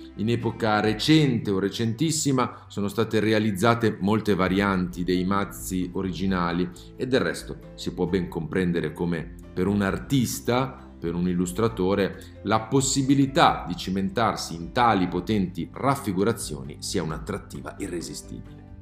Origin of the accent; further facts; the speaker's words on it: Milan, Lombardy, Italy; da milanese, almeno di nascita